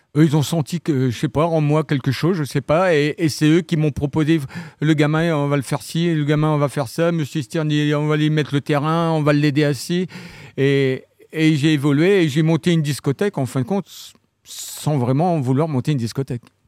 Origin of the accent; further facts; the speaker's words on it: Saint-Martin-de-Landelles, Normandy, France; also born or lived in Saint-Hilaire-du-Harcouët / Vire; Je suis originaire de Saint-Martin-de-Landelle